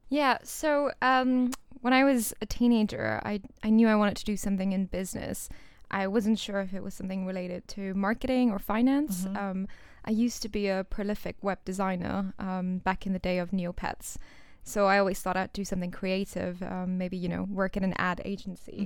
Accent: Singapore; moved away as an adult; also born or lived in India; now in United Kingdom; I was born in India, but I moved to Singapore, um, which is a country and a city mm-hmm. um, in, uh, Southeast Asia at the age of 2

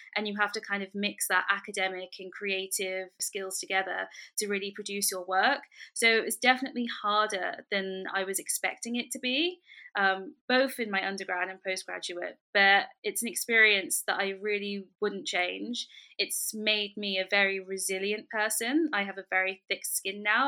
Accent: London, United Kingdom; I was born and raised in London

